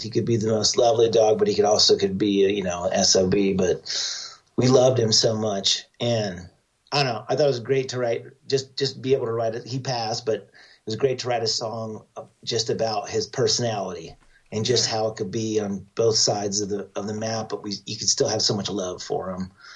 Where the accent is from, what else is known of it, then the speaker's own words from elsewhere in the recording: Idaho, United States; a guy I grew up with in Idaho